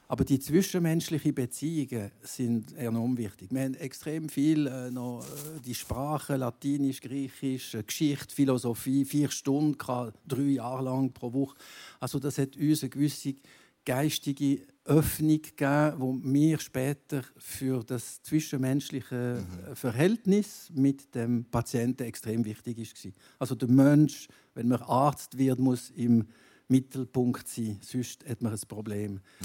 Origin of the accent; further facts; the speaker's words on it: Gruyère, Fribourg, Switzerland; in meinem Heimatkanton, Greyerzoland